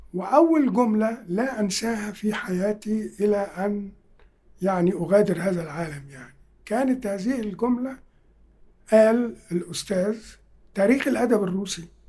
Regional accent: Egypt; بتاعتنا كمصريين

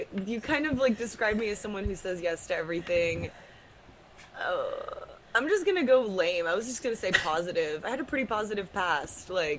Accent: Round Rock, Texas, United States; Round Rock, Texas.

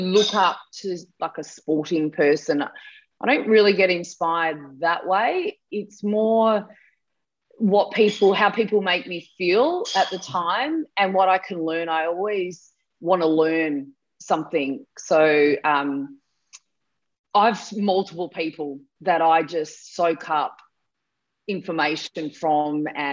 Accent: Mount Gambier, South Australia, Australia; So I was from Mount Gambier in South Australia.

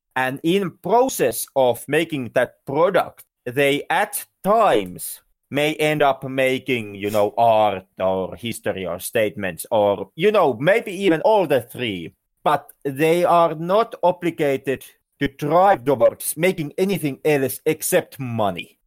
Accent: Finland; I'm not American. I'm Finn

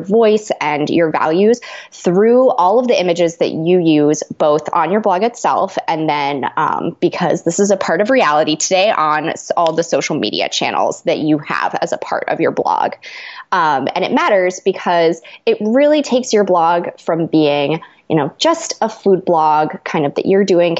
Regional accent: Pittsburgh, Pennsylvania, United States; moved away as an adult; now in Chicago, United States; I was actually born and raised in Pittsburgh, and that's where I've spent most of my life

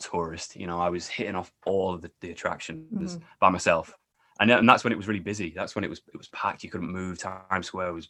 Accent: York, Yorkshire and the Humber, United Kingdom; moved away as an adult; now in New York, United States; I'm actually from England, the north of England, a place called York.

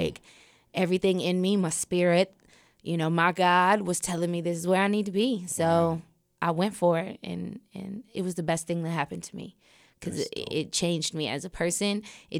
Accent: Portland, Oregon, United States; So I'm from Portland, Oregon, and born and raised.

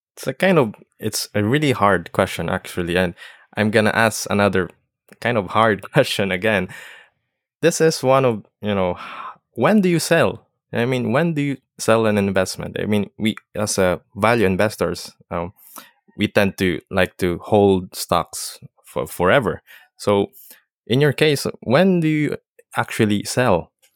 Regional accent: Philippines; I'm from the Philippines

